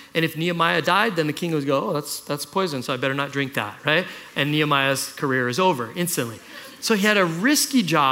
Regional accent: Kailua, Hawaii, United States; I grew up in Kailua

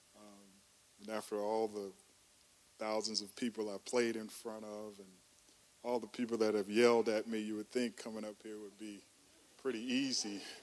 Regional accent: Oakland, California, United States; moved away as an adult; also born or lived in Chicago, Illinois; now in Atlanta, United States; I grew up in Oakland, California. Uh, that's Northern California, Bay Area

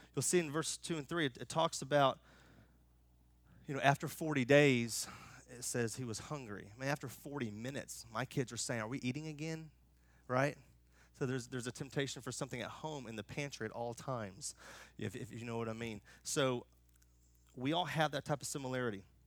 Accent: United States; I'm American

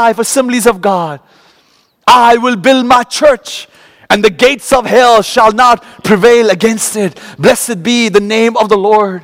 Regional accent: Kolkata, West Bengal, India; moved away as an adult; now in United States; growing up in Calcutta

